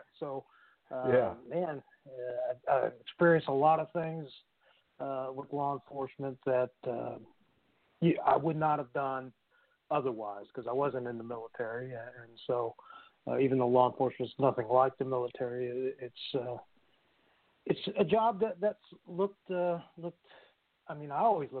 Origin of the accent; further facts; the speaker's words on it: St. Louis, Missouri, United States; now in Tulsa, United States; I came from St. Louis, Missouri